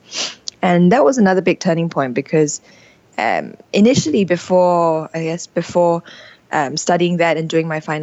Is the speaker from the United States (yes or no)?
no; Singapore; moved away as an adult; Growing up in Singapore, which is this little red dot, a tiny island in Asia